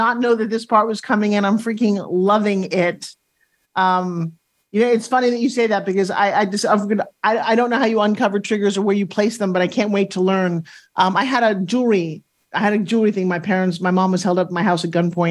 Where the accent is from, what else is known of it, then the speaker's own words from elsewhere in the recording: New York, United States; I'm from New York, and we talk fast.